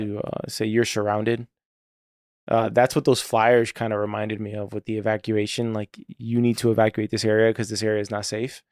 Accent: Florida, United States; my home state

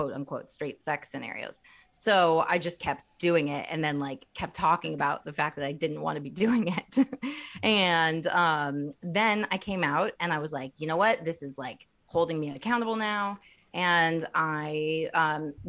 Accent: Bloomington, Indiana, United States; I'm from Indiana. I'm from Bloomington, Indiana

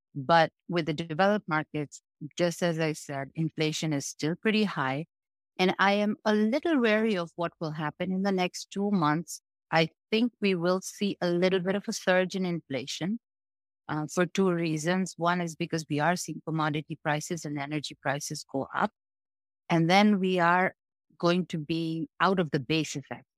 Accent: Bangladesh; I come from Bangladesh.

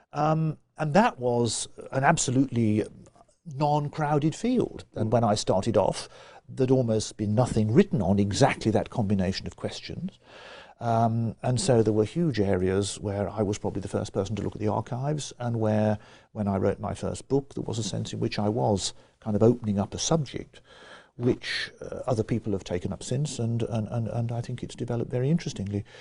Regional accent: Birmingham, West Midlands, United Kingdom; I grew up in Birmingham. I was born in nineteen fifty, and on the western side of Birmingham

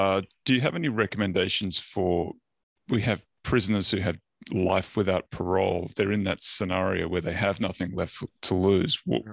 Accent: Australia; I'm Australian.

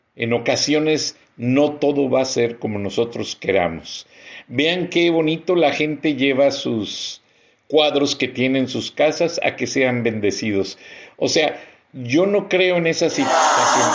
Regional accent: Mexico; he sido editor en jefe de tres diarios en mi país, El Centro, Contacto de León

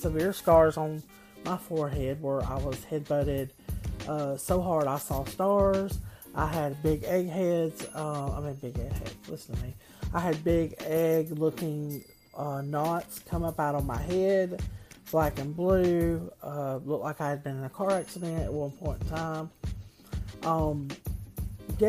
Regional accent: the South, United States; I am from the South. Being in the South

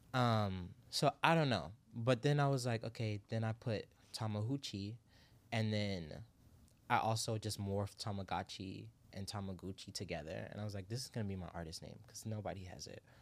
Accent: Miami, Florida, United States; I'm from Miami

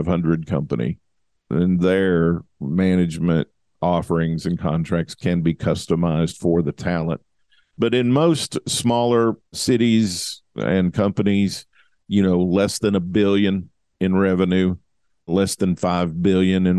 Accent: Western Kentucky, United States; now in Columbia, Missouri, United States; I grew up in Western Kentucky

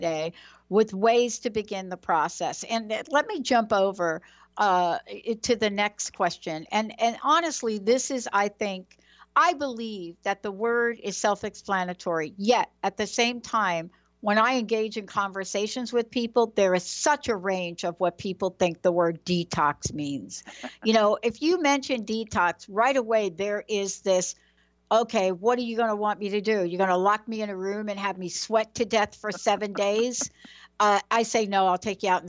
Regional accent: New York, United States; I was born in New York

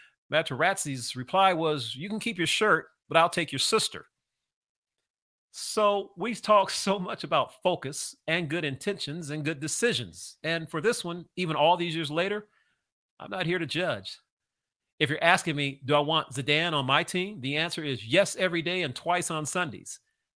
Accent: Southern California, United States; for 6 or 7 years of my life growing up in Southern Cal

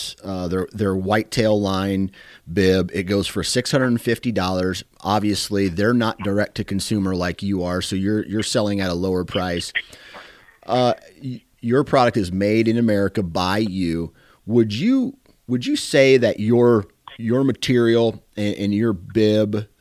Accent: Iowa, United States; I'm from Iowa here

